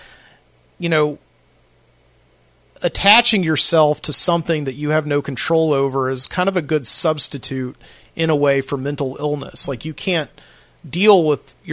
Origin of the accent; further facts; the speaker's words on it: Alabama, United States; growing up in Alabama